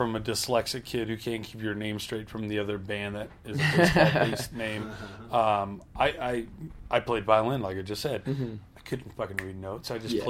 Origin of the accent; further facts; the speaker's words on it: Louisiana, United States; my hometown in Louisiana.